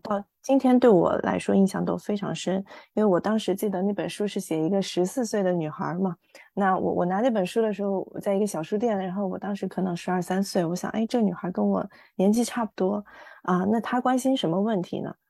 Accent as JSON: {"language": "Chinese", "region": "Sichuan", "country": "China", "also_born_or_lived": "Beijing / Los Angeles", "moved": "yes", "lives_now": "Shanghai, China", "said": "我是四川人，啊，现在生活在上海，之前呢，生活在洛杉矶，八年的时间"}